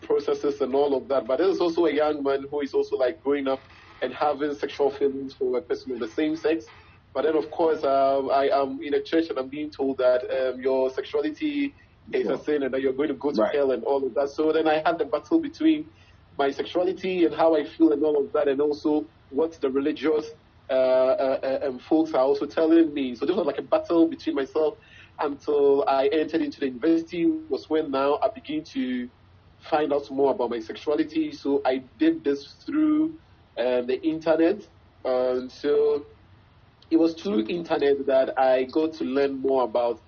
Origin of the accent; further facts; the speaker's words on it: Ghana; I'm from Ghana. I'm a Ghanaian. My parents are Ghanaian. My grandparents are Ghanaian.